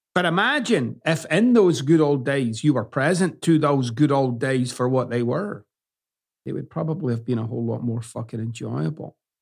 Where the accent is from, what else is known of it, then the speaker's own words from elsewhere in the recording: Scotland, United Kingdom; moved away as an adult; now in United States; I still use words that I used growing up in Scotland, and I can't get off it.